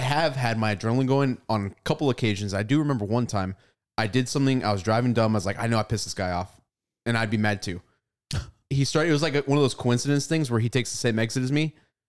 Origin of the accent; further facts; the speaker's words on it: California, United States; now in Texas, United States; growing up in California, it was hard to find good barbecue.